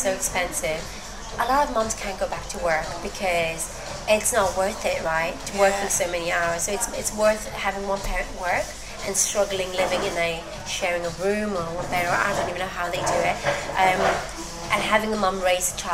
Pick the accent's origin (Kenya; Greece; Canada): Greece; English is a second language; moved away as an adult; now in United Kingdom; Greece, where my hometown is